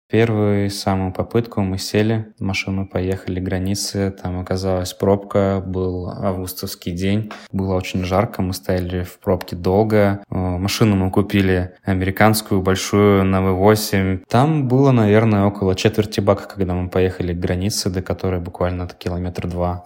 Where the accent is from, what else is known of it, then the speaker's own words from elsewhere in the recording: Kaliningrad, Kaliningrad Oblast, Russia; moved away as an adult; also born or lived in Pavlodar, Kazakhstan; now in Philadelphia, United States; родились мы оба в Казахстане, но в разных городах. Она родилась в Кокчетаве, Наташа, я родился в Павлодаре. Потом мы переехали в Калининград.